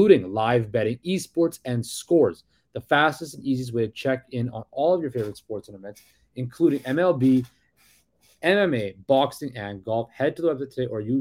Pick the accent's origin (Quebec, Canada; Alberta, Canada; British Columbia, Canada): British Columbia, Canada; Surrey; moved away as an adult; now in Toronto, Canada; I'm born and raised in Surrey, BC. Moved to Toronto a couple years ago